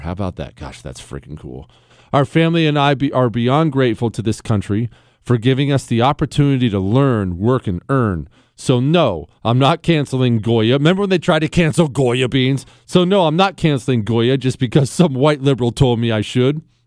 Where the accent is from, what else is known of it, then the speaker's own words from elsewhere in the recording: Montana, United States; I grew up in Montana